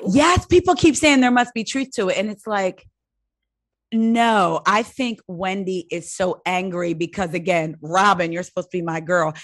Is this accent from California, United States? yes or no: no; New Jersey, United States; now in Maryland, United States; I'm from New Jersey